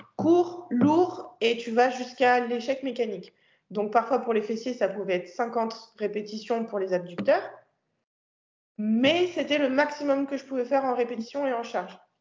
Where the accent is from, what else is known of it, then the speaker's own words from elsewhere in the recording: France; je suis française